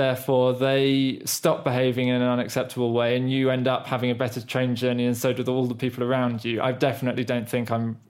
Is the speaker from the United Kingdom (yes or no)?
yes; United Kingdom; first language English; As a British national who grew up speaking English fluently without really being formally taught grammar